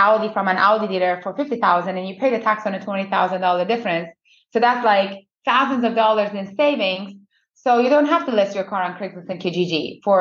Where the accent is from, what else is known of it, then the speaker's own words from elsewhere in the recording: Iran; moved away as an adult; also born or lived in United States; now in Canada; I was born in Iran by two perfectionist parents.